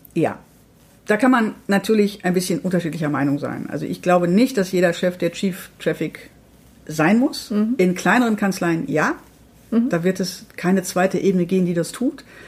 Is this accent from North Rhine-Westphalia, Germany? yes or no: yes; Dortmund, North Rhine-Westphalia, Germany; Ich komme aus Dortmund